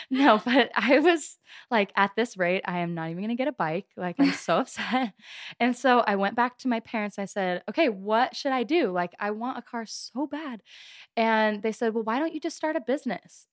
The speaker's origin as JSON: {"language": "English", "town": "Gilbert", "region": "Arizona", "country": "United States", "said": "I am from Gilbert, Arizona"}